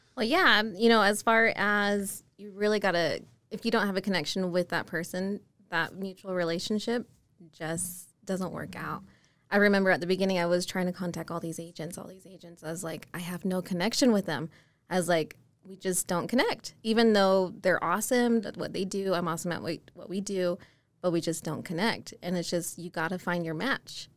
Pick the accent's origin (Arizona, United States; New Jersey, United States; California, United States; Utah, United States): Utah, United States; Murray; born and raised in Utah. Never went anywhere. Um, Murray was my hometown